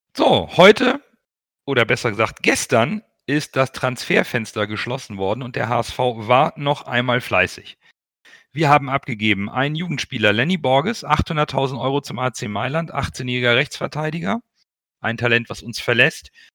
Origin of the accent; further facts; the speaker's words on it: Hamburg, Germany; Ich bin vor 40 Jahren in Hamburg geboren worden, als Kind portugiesischer Einwanderer